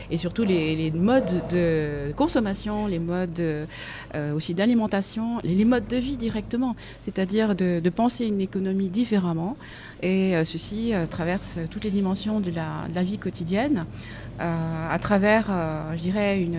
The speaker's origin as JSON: {"language": "French", "town": "Nantes", "region": "Pays de la Loire", "country": "France", "said": "alors je viens de Nantes, je suis arrivée en 2013 ou 2014, je ne sais plus, euh, justement pour faire ce master en économie sociale et solidaire. J'avais envie de changer de région à ce moment-là"}